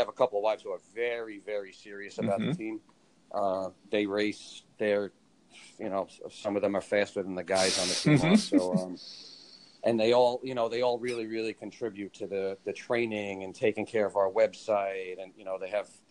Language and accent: English; Long Island, New York, United States; we're all from Long Island, between Nassau and Suffolk County